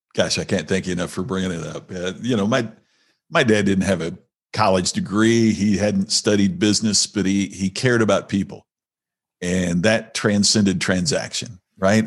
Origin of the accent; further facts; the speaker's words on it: Indiana, United States; moved away; my family's still back there in, uh, in Indiana, uh, in the United States